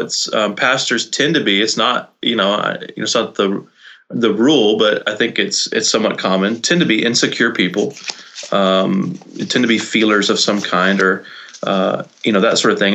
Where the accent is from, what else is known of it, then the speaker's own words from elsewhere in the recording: Brownsville, Texas, United States; moved away as an adult; also born or lived in Nashville, Tennessee; now in Vermont, United States; I was born in Brownsville, Texas. Grew okay. up in the Rio Grande Valley, down in South Texas